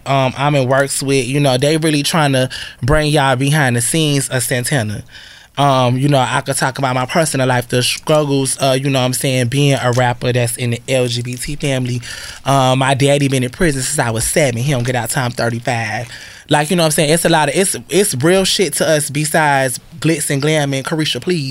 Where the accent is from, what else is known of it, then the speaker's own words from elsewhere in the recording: Florida, United States; also born or lived in Connecticut; I'm from Florida. Like, you know, even originally I'm from Connecticut. By me moving to Florida when I was 10 and growing up there, I feel like I was in the South longer.